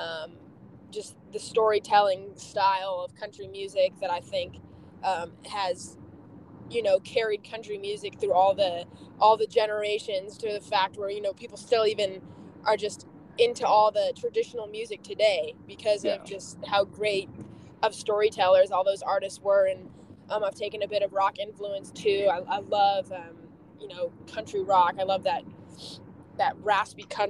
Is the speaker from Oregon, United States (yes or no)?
no; Temecula, California, United States; I grew up out in Southern California